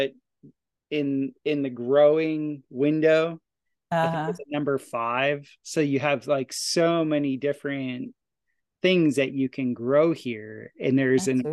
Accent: Florida, United States; also born or lived in Costa Rica; now in Ozarks, United States; We're Floridians

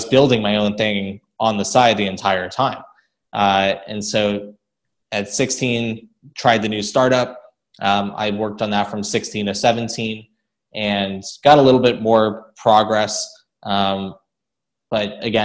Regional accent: South Florida, United States; I was growing up in South Florida

